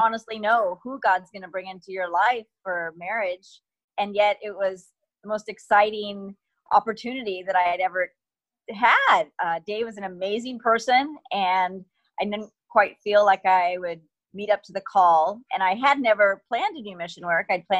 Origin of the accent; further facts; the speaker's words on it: United States; moved away as an adult; also born or lived in California / Washington; I grew up in California and Washington State